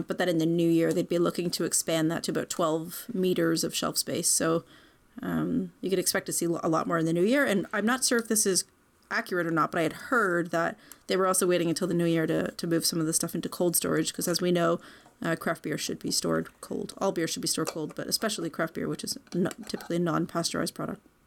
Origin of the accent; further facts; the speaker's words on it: Canada; I'm Canadian, sort of, as far back as we're really aware